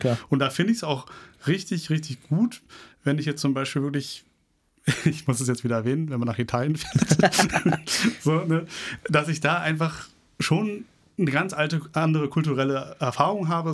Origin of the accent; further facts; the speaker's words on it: Berlin, Germany; Ich sehe mich schon als Berliner